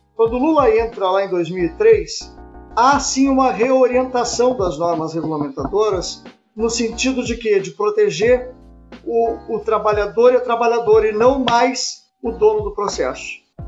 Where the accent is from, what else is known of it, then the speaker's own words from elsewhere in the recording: Pelotas, Rio Grande do Sul, Brazil; now in Porto Alegre, Brazil; Eu sou de Pelotas e trabalho aqui